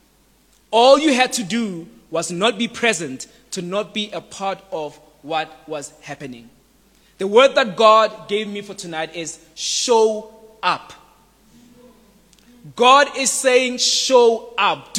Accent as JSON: {"language": "English", "country": "South Africa", "said": "as a South African youth"}